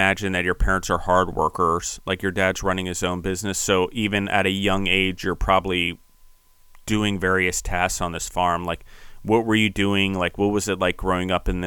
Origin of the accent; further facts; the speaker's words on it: Maryland, United States; moved away; also born or lived in Pennsylvania; I grew up near orchards in Maryland